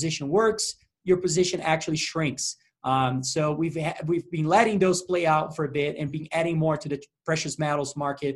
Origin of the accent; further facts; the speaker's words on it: Brazil; I'm from Brazil